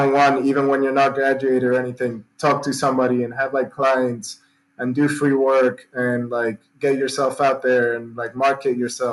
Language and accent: English; Mendoza, Argentina; I'm from Mendoza. It's the capital of wine here.